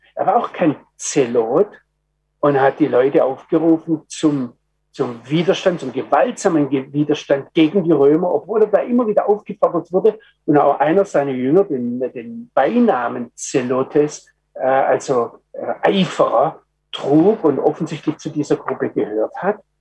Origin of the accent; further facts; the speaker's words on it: Germany; ich als Deutscher